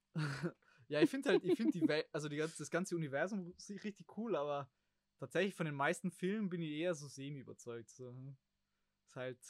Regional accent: Germany; wir als Deutsche

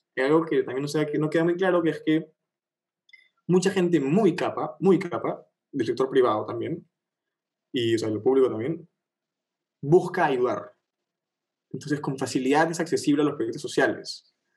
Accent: Peru; más los peruanos, más peruanos que nunca

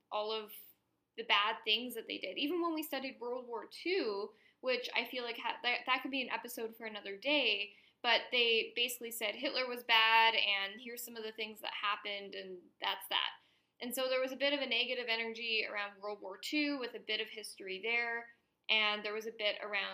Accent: Canada; in the school system growing up in Canada

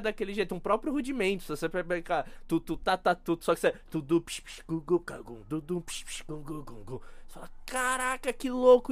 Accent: Brazil; eu como brasileiro

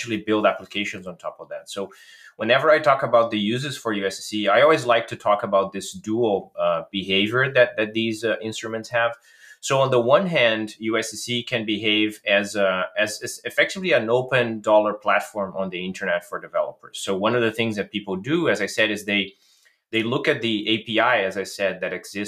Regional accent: Brazil; I'm originally from Brazil

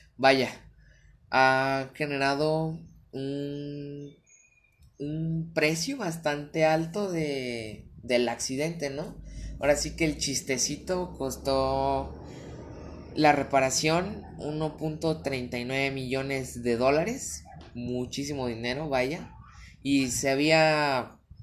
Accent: Guadalajara, Jalisco, Mexico; yo soy de Guadalajara, Jalisco

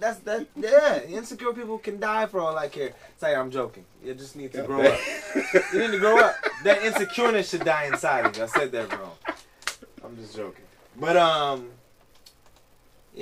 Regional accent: United States; also born or lived in Caribbean; I'm also American

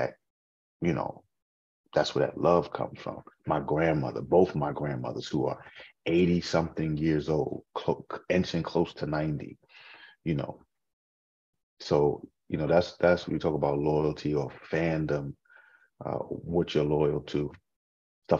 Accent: Boston, Massachusetts, United States; now in Maryland, United States; I'm from Boston. I live in Maryland now

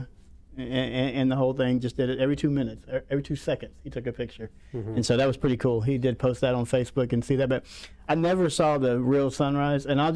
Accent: Pensacola, Florida, United States; I'm from Pensacola, Florida

